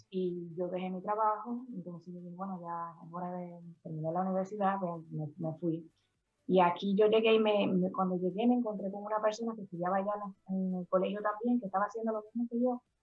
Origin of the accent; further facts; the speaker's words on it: Santo Domingo, Dominican Republic; moved away as an adult; now in New Jersey, United States; Bueno, yo tengo 13 eh, años que llegué de Santo Domingo. Yo eh, me, mudé para acá cuando terminé la universidad allá.